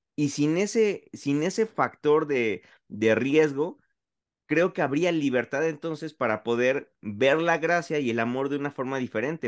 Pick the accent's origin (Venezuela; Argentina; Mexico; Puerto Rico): Mexico; yo como mexicano, como latino, que no sabe inglés